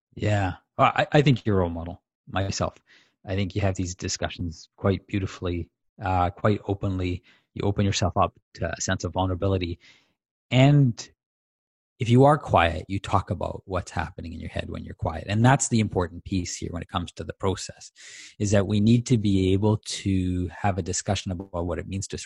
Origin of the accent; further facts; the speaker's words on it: Tanzania; as a kid, uh, growing up in Tanzania